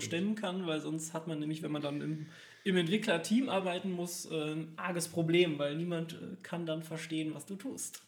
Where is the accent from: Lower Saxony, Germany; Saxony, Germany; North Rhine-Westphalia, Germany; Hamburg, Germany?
North Rhine-Westphalia, Germany; Cologne; Ich komme tatsächlich aus Köln, bin schon immer im Großraum, habe schon immer im Großraum Köln gelebt.